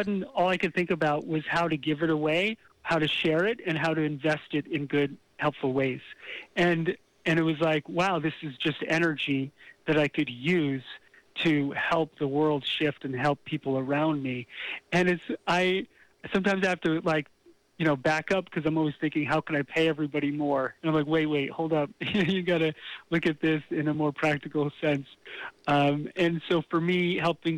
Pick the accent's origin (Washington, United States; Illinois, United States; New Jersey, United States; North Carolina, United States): New Jersey, United States; Bergen County; in Bergen County in New Jersey.